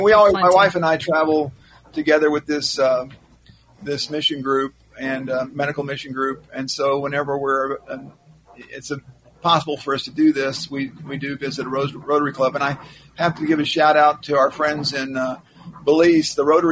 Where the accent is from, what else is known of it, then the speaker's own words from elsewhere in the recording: Texas, United States; moved away as an adult; now in St. Croix Falls, Wisconsin, United States; working at a little media company out in Jacksboro, Texas. I was raised and born in Texas.